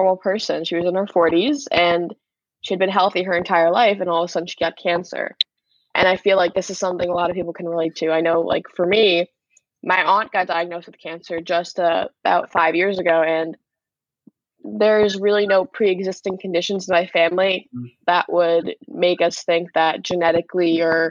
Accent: Suffolk County, New York, United States; I'm from Suffolk County, New York

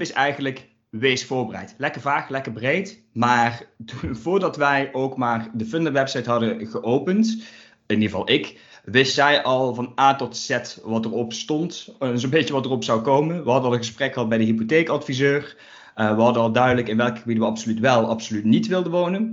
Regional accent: Limburg, Netherlands; ik kom eens even uit Limburg

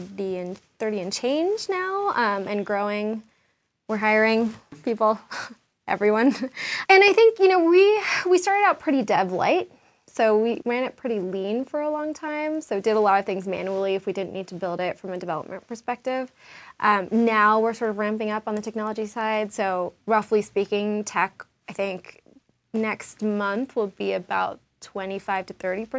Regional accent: Washington, District of Columbia, United States; also born or lived in New York; now in Denver, United States; I'm really an East Coaster. I grew up in D.C.

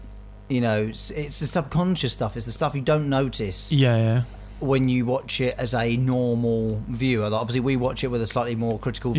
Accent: United Kingdom; I'm British

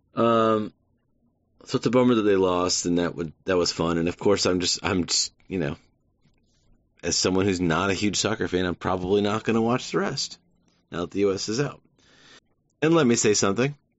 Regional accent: United States; as an American

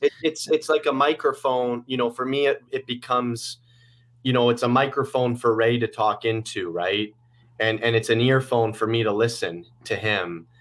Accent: Guelph, Ontario, Canada; also born or lived in Toronto; we just moved out of Toronto. a few months ago to my hometown, Guelph

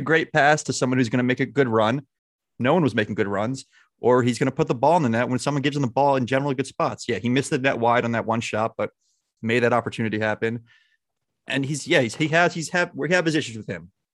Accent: United States; we're very, we're American.

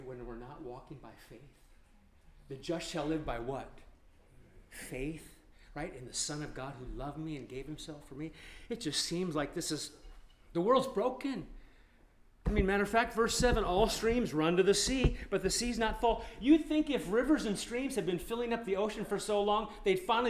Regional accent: Nebraska, United States; moved away; I grew up in Nebraska and we were bored inside as kids

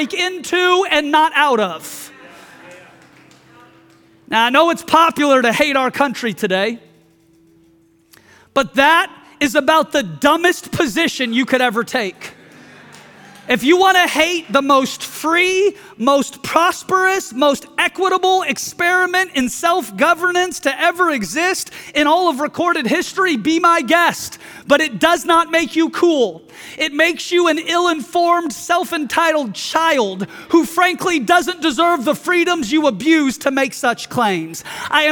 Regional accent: United States; I am a Christian first, and I am an American second

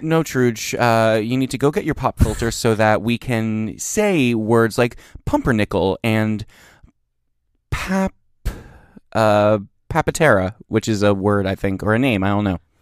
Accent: Trenton, New Jersey, United States; I grew up in Trenton, New Jersey

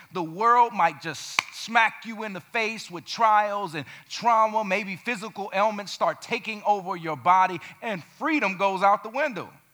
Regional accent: Gary, Indiana, United States; Growing up in Gary, Indiana, murder capital of the world when I was there in the 90s

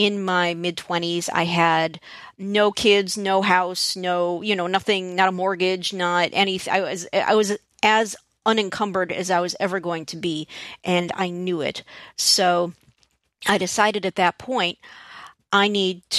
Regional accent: Chicago, Illinois, United States; I'm Jewish American and grew up in a suburb of Chicago.

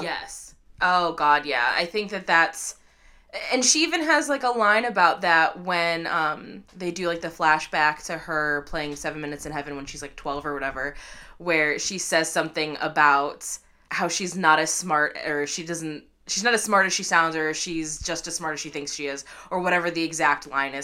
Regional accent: Midwest, United States; we're Midwestern kids

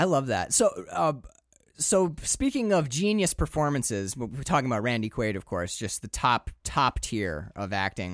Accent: Upper Peninsula, Michigan, United States; moved away as an adult; also born or lived in Maine; I'm from the Upper Peninsula. And I can tell you right now that when I grew up, like these trucks, these are my uncle's truck

